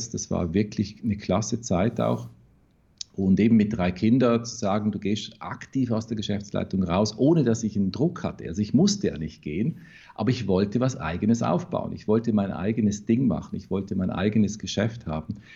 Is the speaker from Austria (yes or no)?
yes; Vorarlberg, Austria; Ja, also ich komme wirklich aus dem Hinterwald, hintersten Bregenzer Wald, eine reine Tourismusregion.